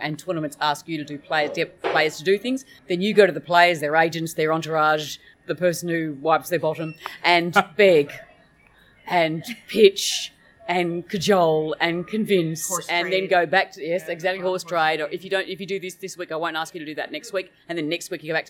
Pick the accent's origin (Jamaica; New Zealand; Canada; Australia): Australia; moved away as an adult; being an Australian, there's a lot more distance. I had to give up living in Australia